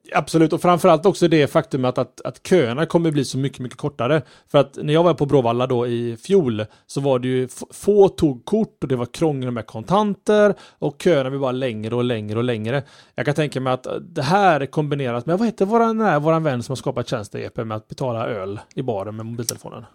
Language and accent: Swedish; Sweden; som, som svensk